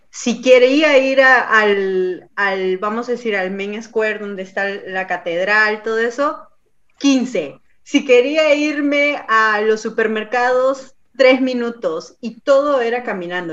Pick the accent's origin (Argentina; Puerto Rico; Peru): Peru; now in Canada